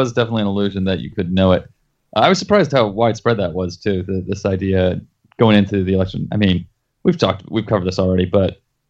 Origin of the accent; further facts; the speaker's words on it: Florida, United States; now in Philadelphia, United States; and I'm from Florida. I say that as a Florida.